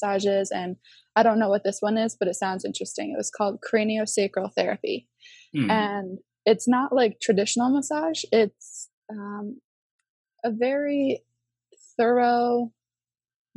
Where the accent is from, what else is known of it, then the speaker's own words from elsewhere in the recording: Connecticut, United States; I was born and raised in Connecticut